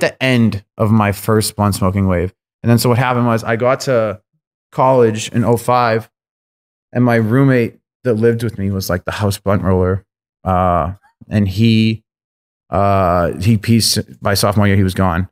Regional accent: Lynn, Massachusetts, United States; I grew up on the North Shore of Boston in Lynn

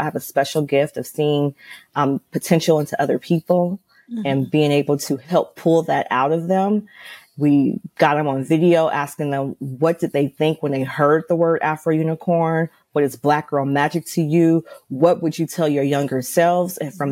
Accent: Los Angeles, California, United States; I'm from Los Angeles

